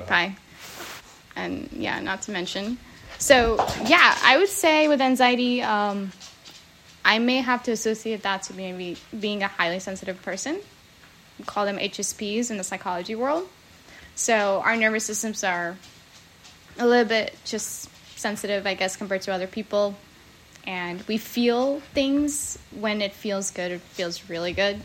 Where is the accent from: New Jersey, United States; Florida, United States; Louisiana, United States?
New Jersey, United States; now in San Diego, United States; I grew up in New Jersey